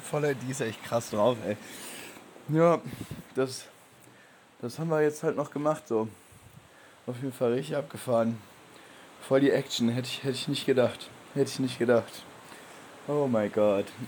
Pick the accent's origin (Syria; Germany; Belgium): Germany; bei uns in Deutschland